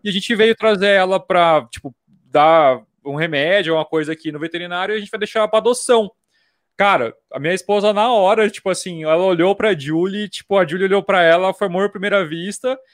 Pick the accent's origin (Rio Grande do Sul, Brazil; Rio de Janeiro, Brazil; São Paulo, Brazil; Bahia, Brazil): São Paulo, Brazil; Jundiaí; also born or lived in Vinhedo / Mato Grosso do Sul; eu sou de Jundiaí. Eu nasci aqui em hum. Vinhedo, que é pertinho